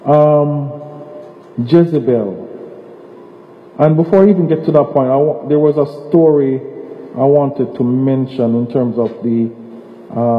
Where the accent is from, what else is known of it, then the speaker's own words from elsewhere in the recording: Jamaica; moved away; as a child growing up in Jamaica